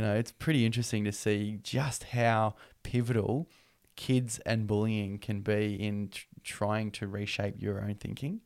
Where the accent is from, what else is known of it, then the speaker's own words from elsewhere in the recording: Newcastle, New South Wales, Australia; also born or lived in Singleton, New South Wales; at the age of five years old, we moved down to Newcastle